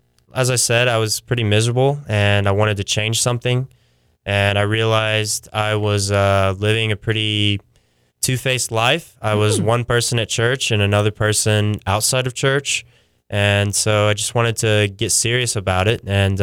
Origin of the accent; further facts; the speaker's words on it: Pauls Valley, Oklahoma, United States; also born or lived in Tulsa; But I grew up in a small little town called Paul's Valley.